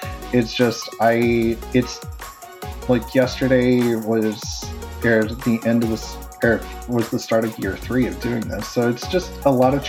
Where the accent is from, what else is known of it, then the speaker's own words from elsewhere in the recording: South Dakota, United States; now in Ohio, United States; I'm originally from South Dakota